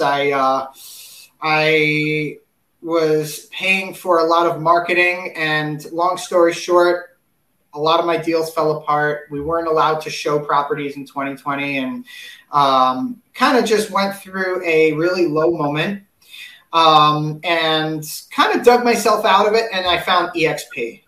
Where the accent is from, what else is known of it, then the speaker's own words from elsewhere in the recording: New York City, New York, United States; I'm originally from New York City